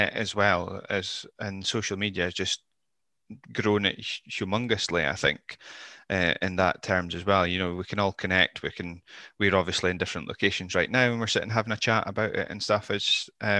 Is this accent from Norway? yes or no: no; Scotland, United Kingdom; I'm British, I'm Scottish.